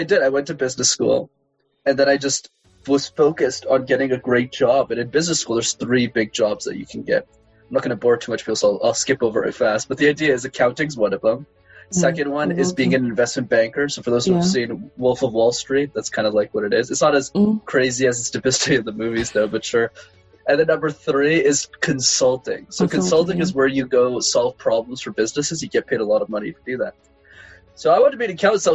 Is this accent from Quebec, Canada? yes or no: yes; Montreal, Quebec, Canada; first language English; also born or lived in Laval; I'm born and raised in Montreal